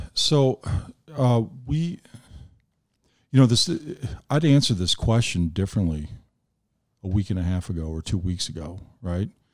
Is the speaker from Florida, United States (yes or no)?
no; Frankfort Square, Illinois, United States; also born or lived in Chicago; my folks decided to leave the city and we moved down to the South Suburbs and I grew up, uh, down in Frankfort Square